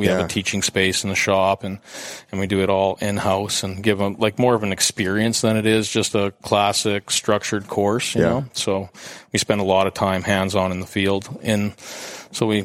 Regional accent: Canada; I'm not from Edmonton, but I'm from Canada

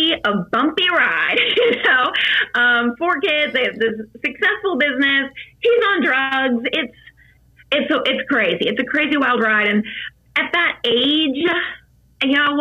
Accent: Virginia, United States; I grew up in Virginia on a lake

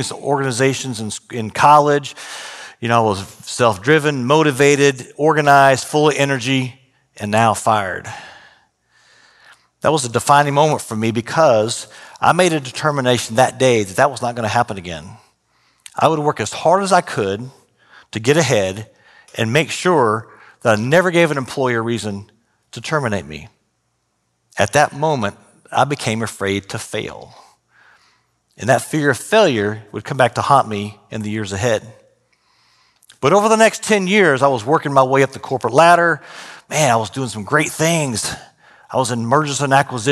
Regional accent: Austin, Texas, United States; also born or lived in San Marcos, Texas / Houston, Texas; I was growing up in Austin at the time, drove down to San Marcos

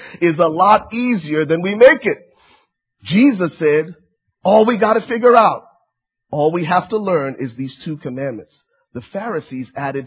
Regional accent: Liberia; now in United States; I'm originally from Liberia, West Africa. My family was granted political asylum back in 1993, and my family relocated to the States.

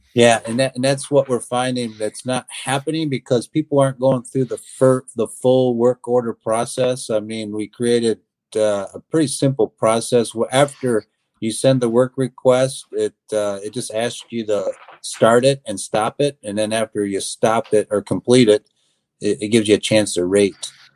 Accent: Athens, East Leroy, Climax, and Scotts, Michigan, United States; my hometown, uh, Athens, East Leroy, Climax, and Scotts, what we call ACES region

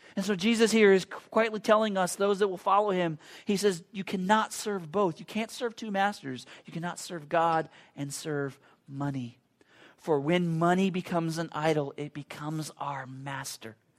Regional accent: United States; I'm a Christian American that has grown up in the same culture that you've grown up

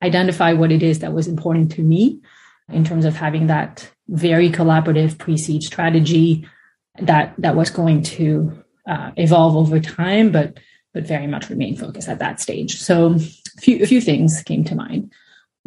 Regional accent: France; moved away as an adult; now in United States; I'm from France originally

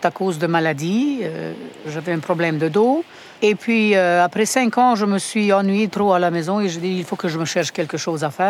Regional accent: Romania; now in Montreal, Canada; Et je viens de la Roumanie et puis ça fait comme 30 ans qu'on est ici avec mon mari et ma famille. Et puis euh, c'est ça, on a quitté la Roumanie pendant le communisme

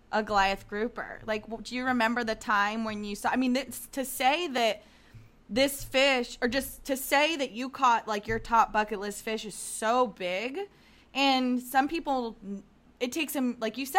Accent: Florida, United States; I'm from Florida

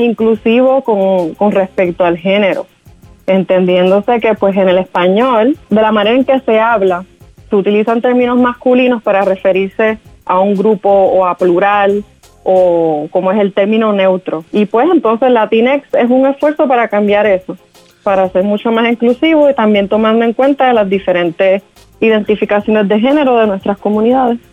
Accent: Puerto Rico; now in Providence, United States; boricua de pura cepa

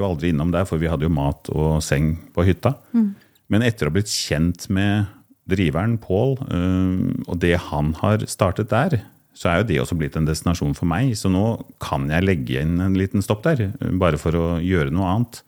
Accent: Kolbotn, Akershus, Norway; also born or lived in Koppang (summers); now in Oslo, Norway; jeg er fra Kolbotn utenfor Oslo. Bor i dag i Oslo og jobber fra Oslo

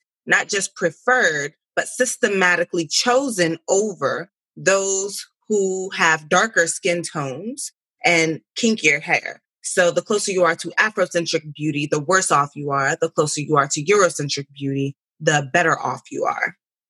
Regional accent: United States; I'm Nigerian American, so I'm first gen born to this country. So I was born here and I was raised here, but I was raised by parents who immigrated here.

